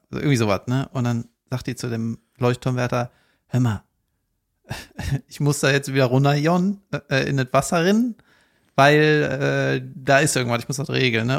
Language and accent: German; Cologne, North Rhine-Westphalia, Germany; da wo ich herkomme, in Köln-Ostheim